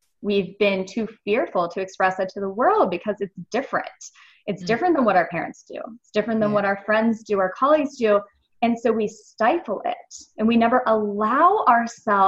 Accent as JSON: {"language": "English", "country": "United States", "tie": "born or raised there", "said": "I grew up in America"}